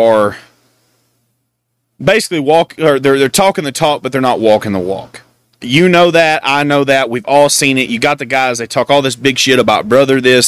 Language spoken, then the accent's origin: English; Texas, United States; I'm from Texas